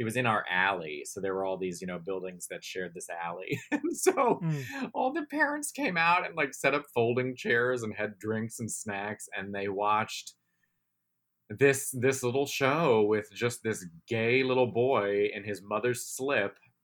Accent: Baltimore, Maryland, United States; We grew up in Baltimore City. Which is a very, you know, complicated city. I love that city. Very proud to be from there

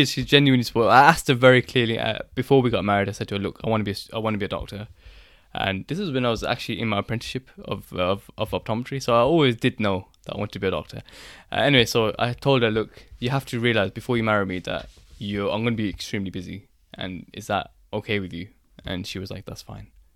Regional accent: Birmingham, West Midlands, United Kingdom; I'm from Birmingham

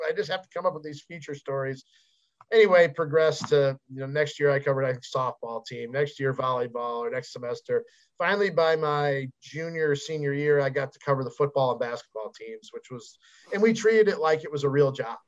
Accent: Chicago, Illinois, United States; I grew up in Chicago.

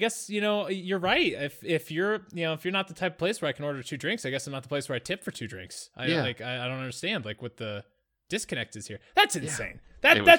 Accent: the South, United States; Like I'm from the South and I just figured out what kombucha is.

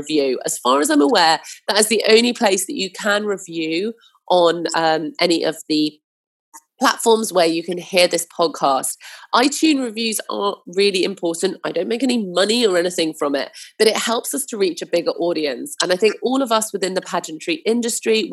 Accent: Hampshire, South East England, United Kingdom; I grew up in Hampshire

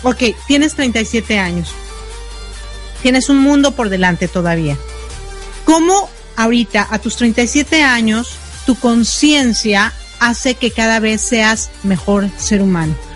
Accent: Mexico; somos mexicanos

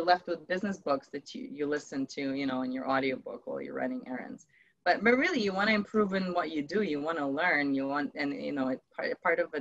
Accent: Ukraine; moved away; I come from Ukraine originally

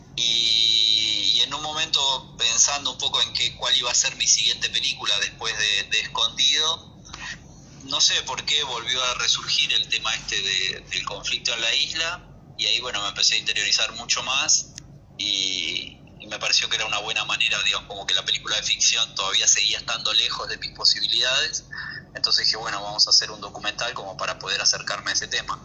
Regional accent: near the San Fernando Delta, Buenos Aires Province, Argentina; un lugar muy cercano a donde yo nací y me crié

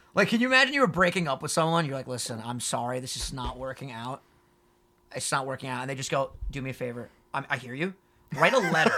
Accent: New York, United States; also born or lived in Long Island; We say New York

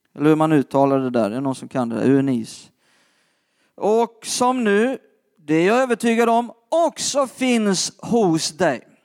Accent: Skåne, Sweden; jag är uppvuxen själv i Skåne

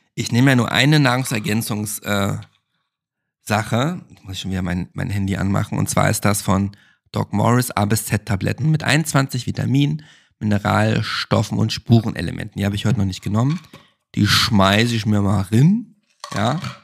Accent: Germany; now in Berlin, Germany; bei uns in Deutschland

